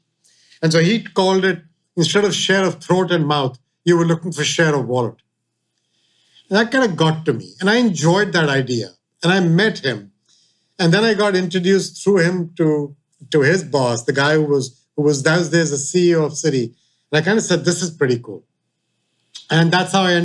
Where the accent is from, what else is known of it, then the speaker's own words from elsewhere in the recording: India; moved away; India, growing up in India